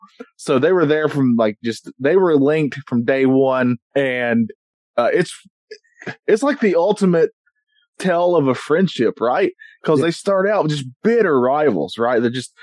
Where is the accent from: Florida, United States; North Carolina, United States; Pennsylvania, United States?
North Carolina, United States; I'm from North Carolina.